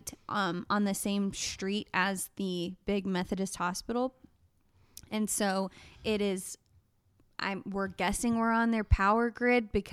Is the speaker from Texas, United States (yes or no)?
yes; Texas, United States; also born or lived in Oregon; I'm born and raised in Texas